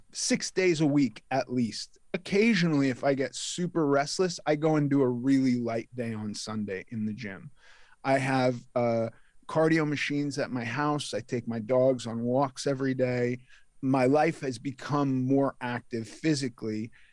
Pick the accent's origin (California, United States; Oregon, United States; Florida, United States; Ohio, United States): California, United States; Los Angeles; I was raised in Los Angeles